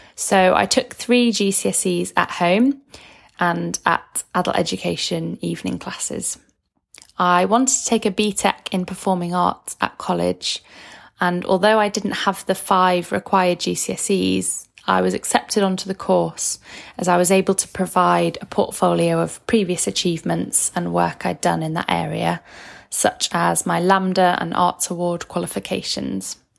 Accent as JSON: {"language": "English", "town": "Manchester", "region": "North West England", "country": "United Kingdom", "tie": "born or raised there", "said": "I'm from Manchester in the U K."}